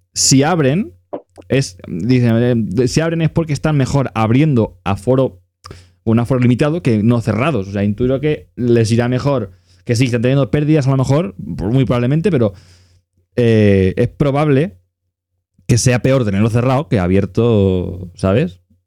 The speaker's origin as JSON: {"language": "Spanish", "region": "Catalonia", "country": "Spain", "said": "mi pueblo tenemos, somos el segundo pueblo con el agua más cara de toda Cataluña"}